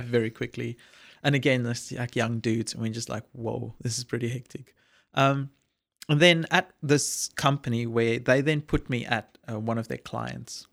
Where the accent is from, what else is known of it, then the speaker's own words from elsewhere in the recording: a small town south of Johannesburg, Gauteng, South Africa; moved away; I'm a Afrikaans boy grew up in a small town south of Johannesburg in South Africa